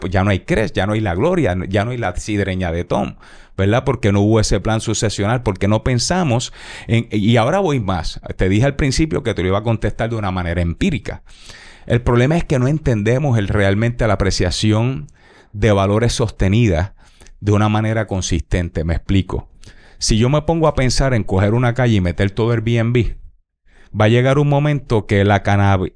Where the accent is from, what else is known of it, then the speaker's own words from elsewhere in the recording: Puerto Rico; yo soy puertorriqueño